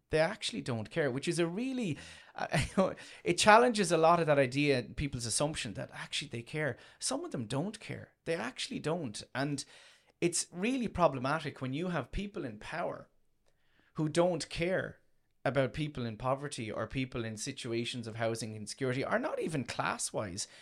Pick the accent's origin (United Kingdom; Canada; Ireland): Ireland; Tramore, Munster; born or raised there